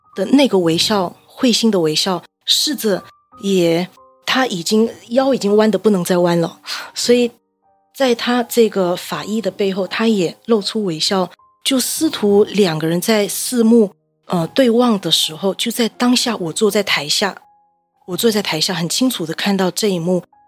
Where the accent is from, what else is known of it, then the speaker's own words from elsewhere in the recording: Malaysia; 我人回到马来西亚，我是马来西亚人，回到马来西亚